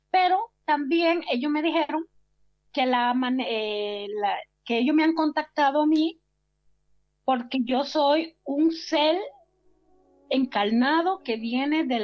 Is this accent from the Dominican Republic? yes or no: yes; San Juan de la Maguana, San Juan, Dominican Republic; moved away; Estaba yo en mi provincia natal de San Juan de la Maguana, República Dominicana.